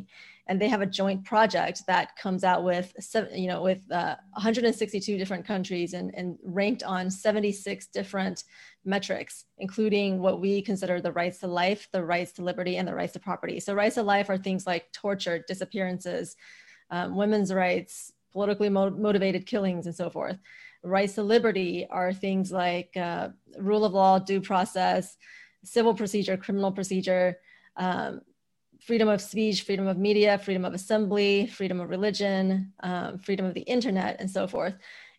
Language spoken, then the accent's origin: English; China; also born or lived in United States; I grew up in China and the US, and so I split my childhood between two very different countries when it comes to freedom levels.